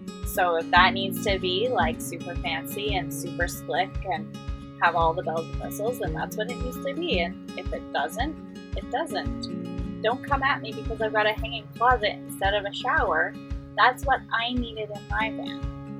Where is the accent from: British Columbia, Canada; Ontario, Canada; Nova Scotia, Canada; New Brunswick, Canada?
British Columbia, Canada; Vancouver; Vancouver in Canada.